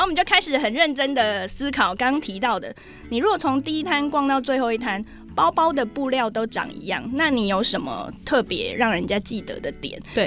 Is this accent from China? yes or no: no; Taiwan; 我是台湾来的